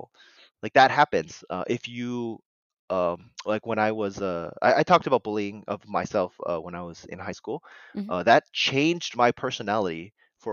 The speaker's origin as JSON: {"language": "English", "country": "United States", "tie": "born or raised there", "said": "was born here. I was raised in America"}